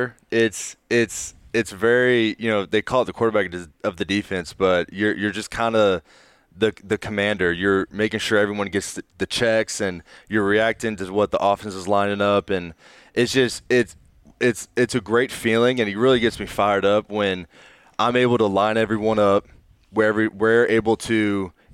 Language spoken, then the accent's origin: English; Raleigh, North Carolina, United States; moved away as an adult; growing up in Raleigh